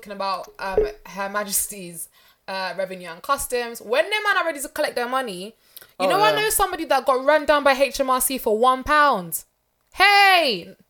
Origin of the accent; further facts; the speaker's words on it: London, United Kingdom; I'm from Northwest, yeah.